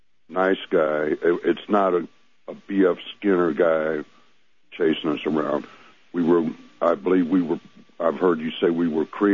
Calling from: Missouri, United States

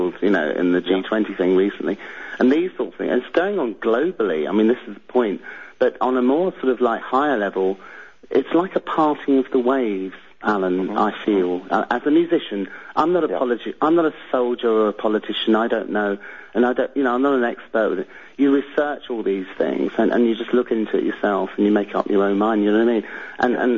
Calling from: Devon, South West England, United Kingdom; I'm calling from Devon in England

